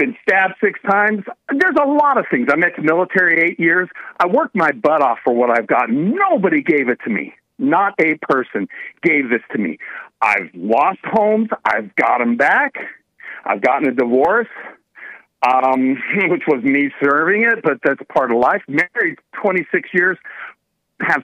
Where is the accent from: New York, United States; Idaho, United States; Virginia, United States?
Idaho, United States; I'm from Idaho. I'm here in California on business